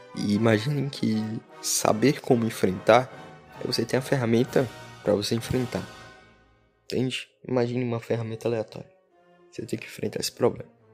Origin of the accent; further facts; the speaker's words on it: Brazil; Amo muito a minha terra, Brasil.